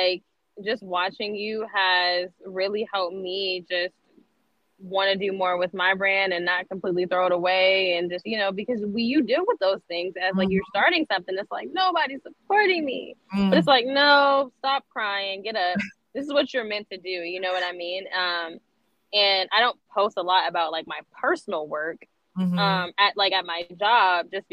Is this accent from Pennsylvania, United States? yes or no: yes; Erie, Pennsylvania, United States; moved away as an adult; now in Columbus, United States; born and raised in Erie, PA